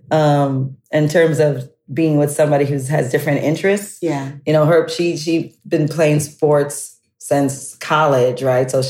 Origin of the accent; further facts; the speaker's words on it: New York City, New York, United States; I'm from the Bronx.